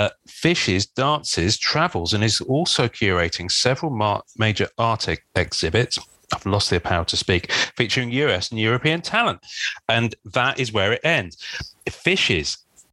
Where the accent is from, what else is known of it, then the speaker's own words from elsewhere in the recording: England, United Kingdom; accent: British; also born or lived in London; as an Englishman